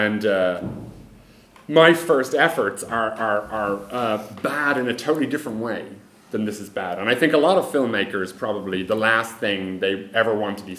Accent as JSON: {"language": "English", "country": "Ireland", "moved": "yes", "said": "I'm an Irish guy"}